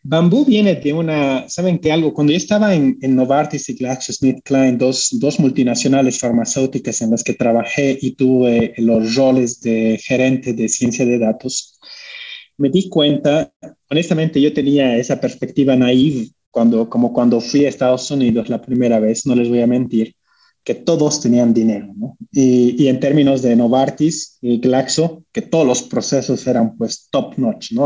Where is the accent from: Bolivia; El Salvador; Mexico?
Bolivia; moved away; also born or lived in United States / Switzerland; como bolivianos somos, eh, venimos de un país pequeño